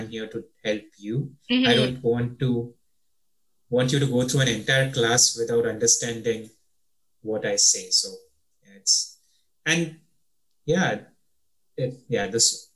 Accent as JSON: {"language": "English", "town": "Mumbai", "region": "Maharashtra", "country": "India", "tie": "born or raised there", "first_language": "English", "moved": "as an adult", "said": "In Indian Bombay schools, English is still your first language. So right. You're taught in English from first grade. While growing up, I spoke with my mom in English"}